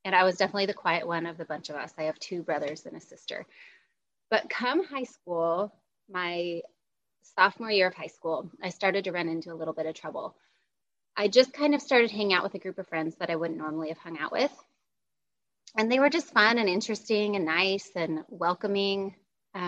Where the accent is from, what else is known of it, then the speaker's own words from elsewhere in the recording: Littleton, Colorado, United States; moved away as an adult; now in North Carolina, United States; I live in North Carolina, but I grew up in Littleton, Colorado for the first 35 years of my life.